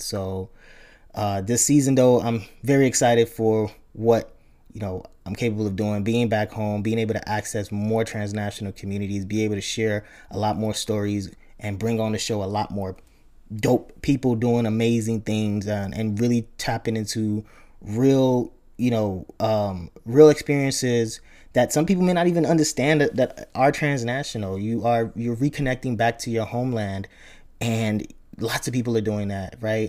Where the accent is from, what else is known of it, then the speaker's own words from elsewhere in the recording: Chicago, Illinois, United States; also born or lived in Nigeria / upstate New York; home for me was the great state of Illinois, um, where I grew up primarily in the Chicago area, Chicago, South Side